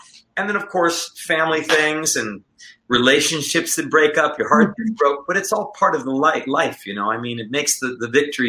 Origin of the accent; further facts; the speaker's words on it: North Carolina, United States; born there; I was born in North Carolina, as you mentioned before. Born in North Carolina, but my mother is Latin.